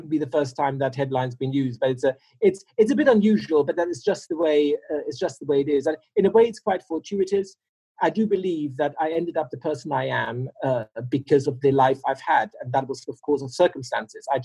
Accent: Russia; Uh, my parents were expats. Uh, they're long retired now, but it's, um, uh, I grew up in Russia.

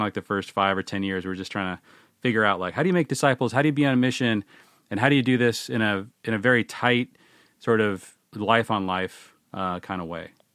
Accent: Seattle, Washington, United States; I grew up in the Seattle area

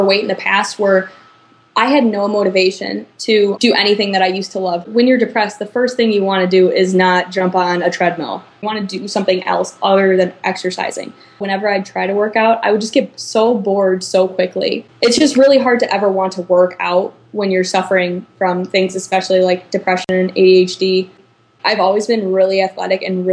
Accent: Chicago, Illinois, United States; moved away as an adult; now in Iowa City, United States; I'm from the Chicago suburbs, but I currently live in Iowa City going to school at the University of Iowa.

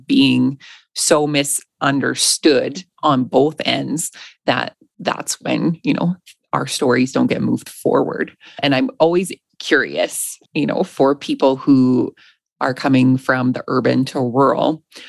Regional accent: Alberta, Canada; I know for me, I grew up in Alberta.

